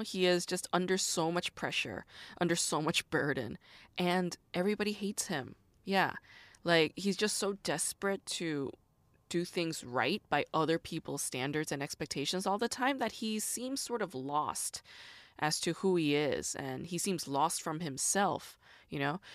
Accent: United States; a Korean American woman growing up in the United States.

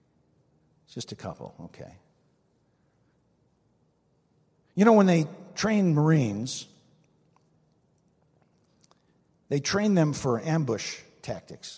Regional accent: New Jersey, United States; I'm from New Jersey

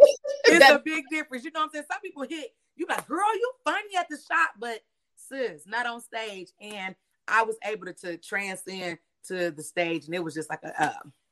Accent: Milwaukee, Wisconsin, United States; 22nd and Center because I'm from Milwaukee, Wisconsin, with little black girls like me not supposed to make it out, so I really do it for my hood

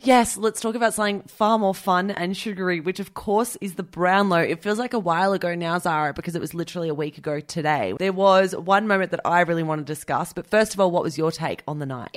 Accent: Australia; as an Australian listener

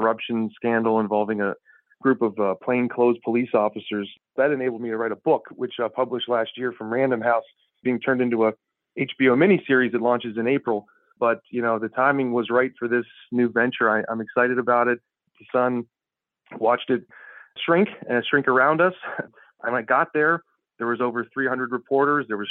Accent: Annapolis area, Maryland, United States; I'm a local guy. I used to deliver the Annapolis Capital

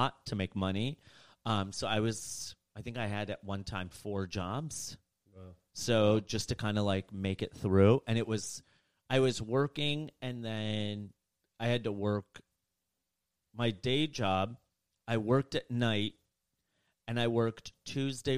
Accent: Rockford, Illinois, United States; moved away; I grew up in the suburbs of Chicago, Illinois. I grew up in Rockford, Illinois.

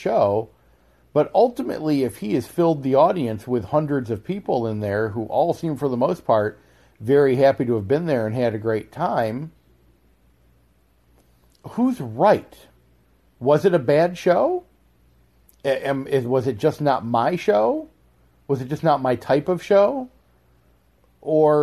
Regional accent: Florida, United States; my home state, in our home state of Florida

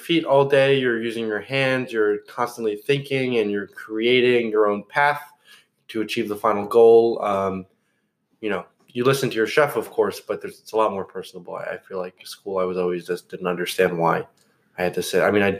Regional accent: Marstown, New Jersey, United States; Marstown, New Jersey.

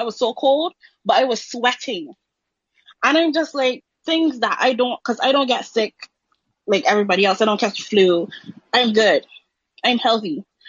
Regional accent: Barbados; I'm from Barbados.

